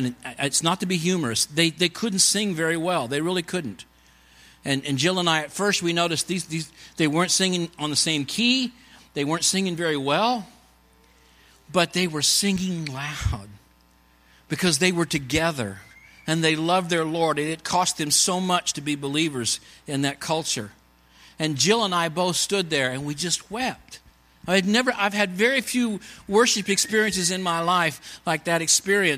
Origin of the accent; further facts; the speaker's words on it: Kansas, United States; moved away as an adult; also born or lived in Montreal; We're from Kansas